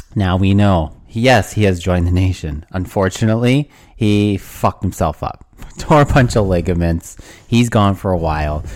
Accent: Canada

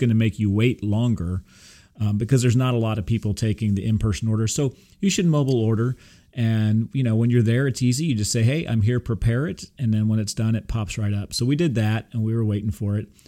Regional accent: Texas, United States; I'm from Texas

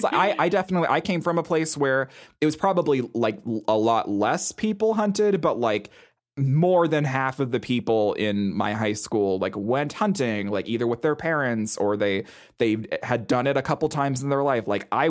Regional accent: Montana, United States; Oh, yeah. I mean, I grew up in Montana.

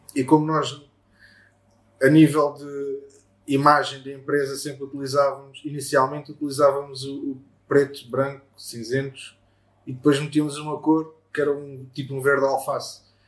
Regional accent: Baixa da Banheira, Setúbal, Portugal; also born or lived in Lisbon; Sou da Baixa da Banheira, nasci em Lisboa

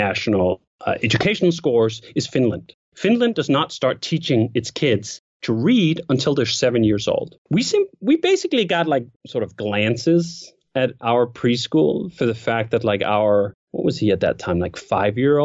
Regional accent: Denmark; moved away as an adult; also born or lived in Copenhagen, Denmark; I grew up again in Denmark and I went to school for like 9 years in the public school system

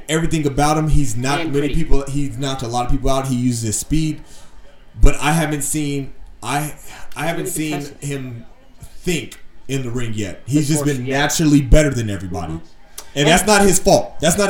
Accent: Virginia, United States; I'm from Virginia.

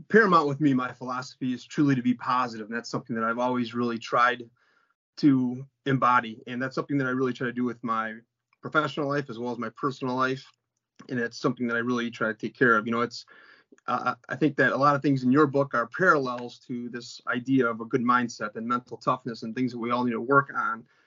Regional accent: Crestwood, Illinois, United States; also born or lived in Palos Park, Illinois; I grew up in Crestwood, which is a south suburb of Chicago

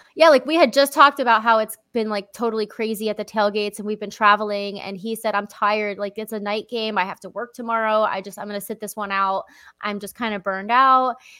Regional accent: Lehigh Valley, Pennsylvania, United States; moved away; my hometown

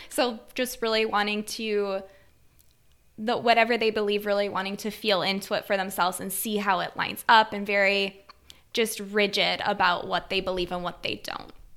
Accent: Wisconsin, United States; I come from a small rural town in Wisconsin

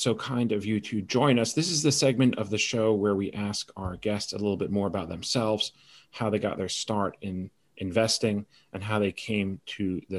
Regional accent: Connecticut, United States; I was a Whalers fan for a while growing up in Connecticut

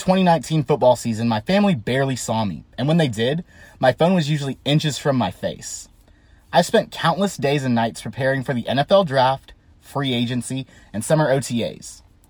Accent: Texas, United States; Growing up in Texas, we watched two things, football and Superman.

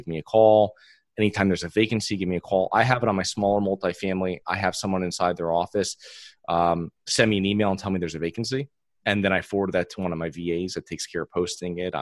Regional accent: Connecticut, United States; moved away as an adult; now in Florida, United States; I'm originally from Connecticut

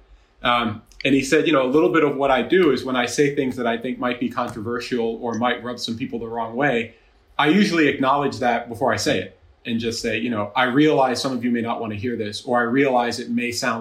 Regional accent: Jersey Shore, New Jersey, United States; moved away as an adult; also born or lived in Massachusetts / Chicago; I grew up in the Jersey Shore, so I'm from the tri-state.

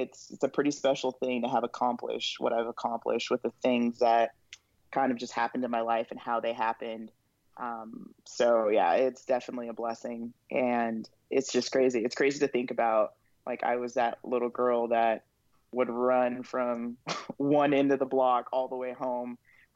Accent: Moreno Valley, California, United States; also born or lived in Los Angeles, California / Riverside, California; born and raised Southern California. Lived in Los Angeles until I was 8. That's where I was born.

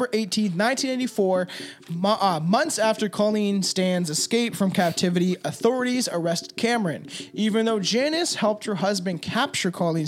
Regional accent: Canada; we're Canadian

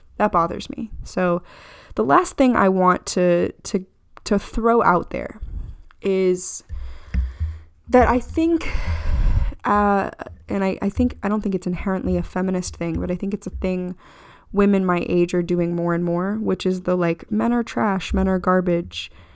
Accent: United States; as an American

